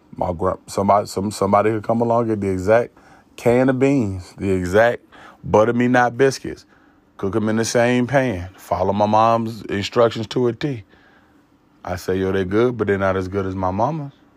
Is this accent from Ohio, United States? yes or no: no; Williamsburg, Virginia, United States; I'm from Williamsburg, Virginia.